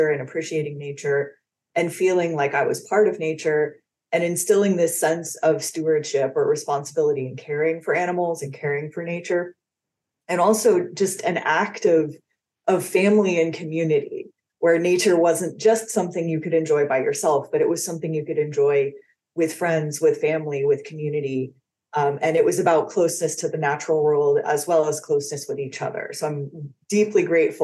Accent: Los Angeles, California, United States; I grew up in Los Angeles, California.

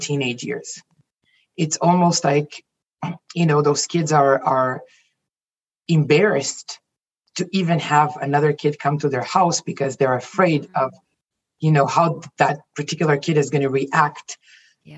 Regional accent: Jerusalem, Jerusalem District, Israel; also born or lived in United States; now in Toronto, Canada; I was born in Jerusalem, Israel. I was raised in you know in, in Israel, and I moved to the U.S. In, back in 2001, and then ended up in in Canada in 2004, and I'm still in Toronto, Canada.

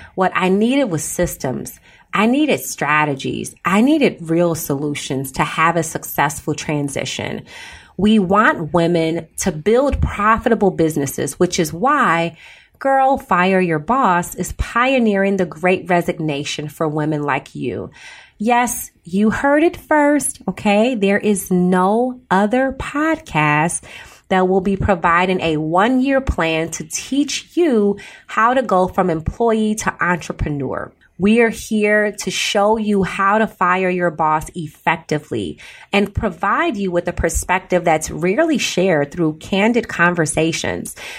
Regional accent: Chicago, Illinois, United States; I grew up in Chicago

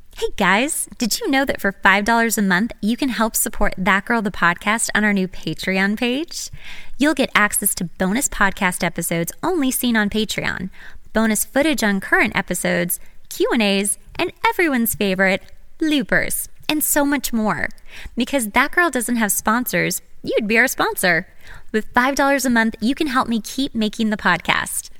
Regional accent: Los Angeles, California, United States; my hometown

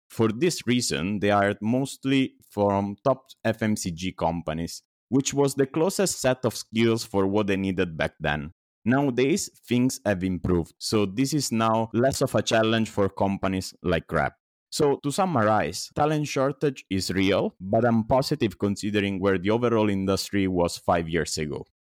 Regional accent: Italy; moved away as an adult; also born or lived in Singapore; now in Indonesia; I was born and raised in Italy

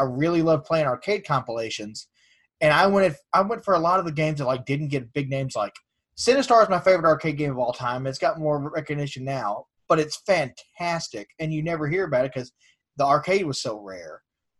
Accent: United States; also born or lived in Missouri; I'm an American, yeah. I'm a redneck.

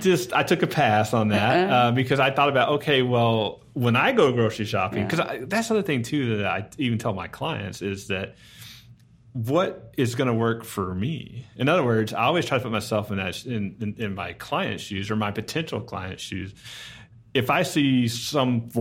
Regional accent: Garland, Texas, United States; we grew up in Garland

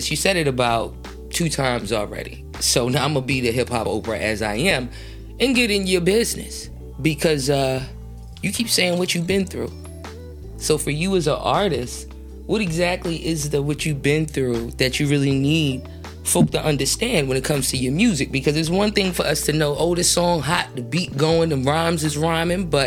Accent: Detroit, Michigan, United States; I'm from Detroit, the west side of Detroit.

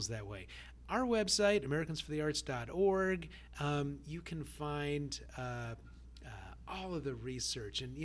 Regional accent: California, United States; I grew up in California back when Prop 13 was being debated

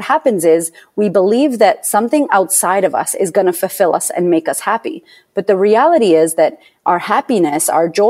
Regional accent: Boston, Massachusetts, United States; I was born in Boston, Massachusetts, to a bipolar single mother

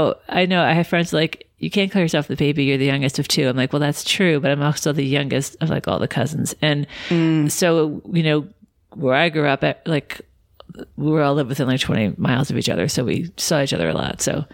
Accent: Suffern, New York, United States; I was born in Suffern, New York, which is a suburb maybe about 30 minutes from New York City. Mm-hmm. And yeah, born and raised there.

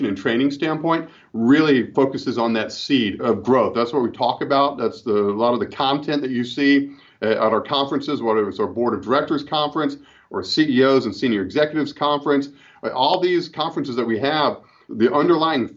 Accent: Gainesville, Florida, United States; I grew up in Gainesville, Florida, and I've been a member of Campus Credit Union down there

